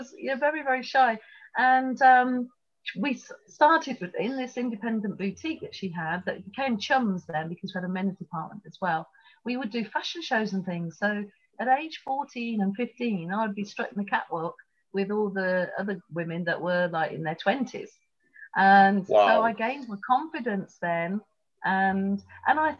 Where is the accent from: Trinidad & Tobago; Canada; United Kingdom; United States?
United Kingdom; Kettering, East Midlands; also born or lived in Tripoli, Libya; I'm from Kettering